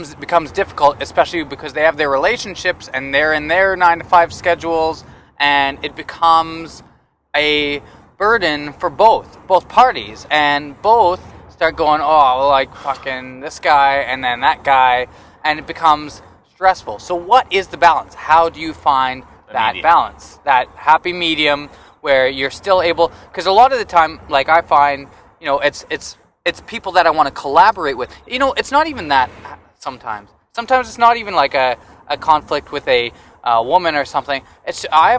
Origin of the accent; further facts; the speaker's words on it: Canada; I'm Canadian.